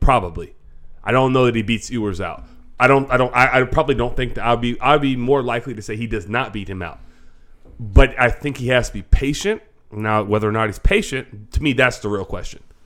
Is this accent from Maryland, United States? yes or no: no; Florida, United States; we're from Florida